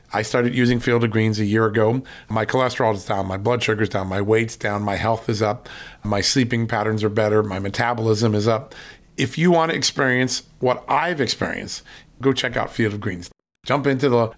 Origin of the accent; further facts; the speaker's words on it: Virginia, United States; from the great state, my home state, of Virginia.